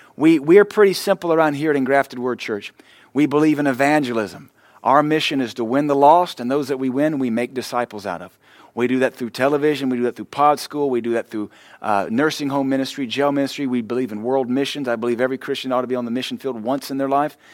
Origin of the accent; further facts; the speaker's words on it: the American South, United States; I'm a Southerner.